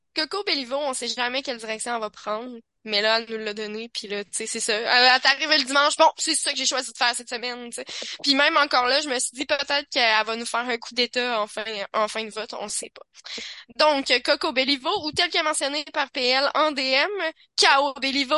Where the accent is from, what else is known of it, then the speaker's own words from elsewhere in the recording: Quebec City, Quebec, Canada; je viens de Québec